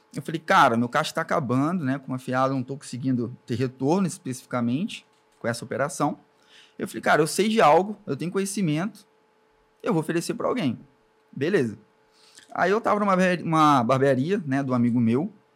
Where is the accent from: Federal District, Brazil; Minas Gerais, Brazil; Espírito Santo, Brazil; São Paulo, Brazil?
Espírito Santo, Brazil; born or raised there; also born or lived in Alcobaça, Bahia / Ubu, Espírito Santo